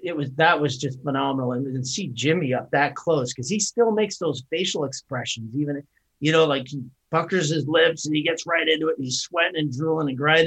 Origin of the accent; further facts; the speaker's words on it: Canada; accent: Canadian; moved away as an adult; now in United States; I'm born and raised in Canada. I came down to the U.S. late 90s, so I'm a U.S. citizen.